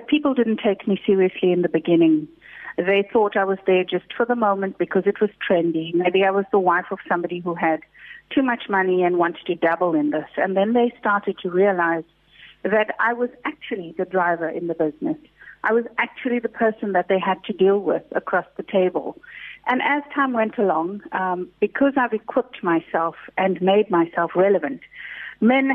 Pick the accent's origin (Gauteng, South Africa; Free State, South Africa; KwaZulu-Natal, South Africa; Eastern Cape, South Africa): KwaZulu-Natal, South Africa; Durban; We come from Chatsworth. We didn't have a lot of money.